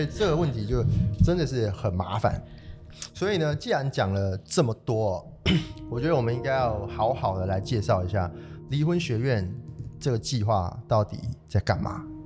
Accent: southern Taiwan, Taiwan; moved away as an adult; now in Taichung, Taiwan; 我是一个来自南部的小孩

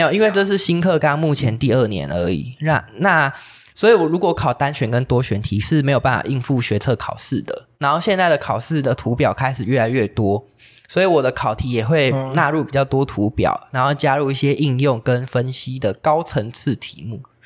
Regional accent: Pingtung County, Taiwan; 因为我是屏东人，所以台风很，很难得哦。可以来，来到屏东让我们放假

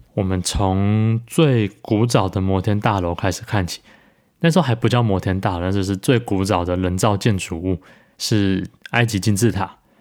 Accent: Taichung, Taiwan; moved away as an adult; also born or lived in Taipei; 我是在台中长大，但是成年后的岁月，就是十八岁以后，都是在待在台北

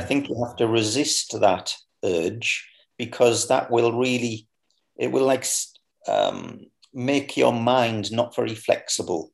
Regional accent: Sunderland, North East England, United Kingdom; moved away; I returned to my hometown um, which is in a place called Sunderland, which is in the northeast of England.

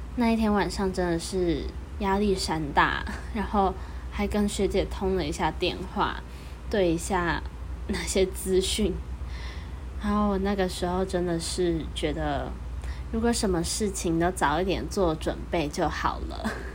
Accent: Taichung, Taiwan; 冰壶大专杯这次是在我的家乡台中举办

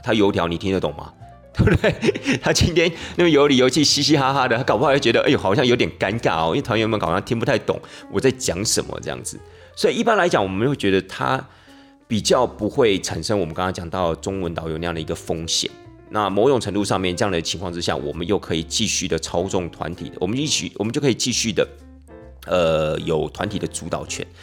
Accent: Taiwan; 我们台湾人的习惯啊，社会风俗啊

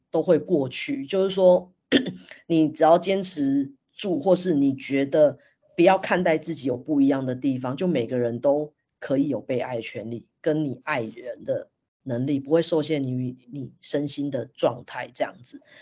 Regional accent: Taiwan; 反观我们台湾，我自己在印象中好像也没有特别被，被教育这一块欸

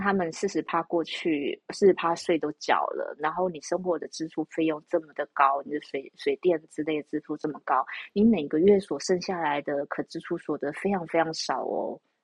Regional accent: Taiwan; 但是以我们台湾人的观念

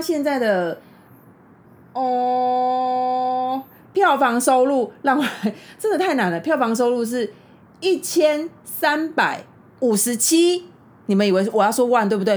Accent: Taiwan; 我们台湾人

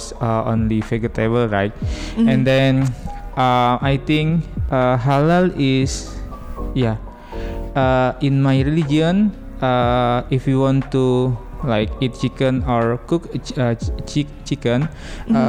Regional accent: Yogyakarta, Special Region of Yogyakarta, Indonesia; English is a second language; moved away; I'm from Indonesia

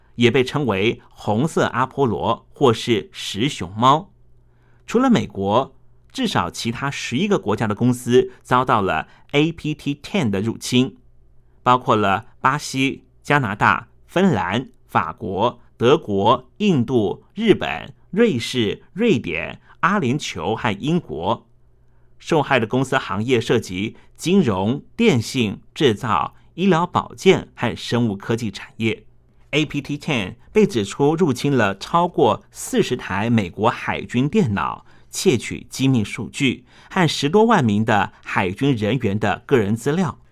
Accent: Taiwan; 我们台湾人

